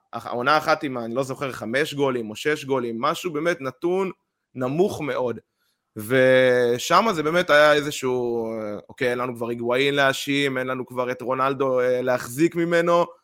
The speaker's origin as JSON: {"language": "Hebrew", "country": "Israel"}